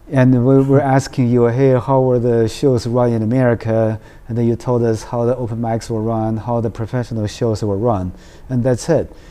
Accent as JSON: {"language": "English", "region": "New York", "country": "United States", "said": "I can understand your accent because I'm from New York"}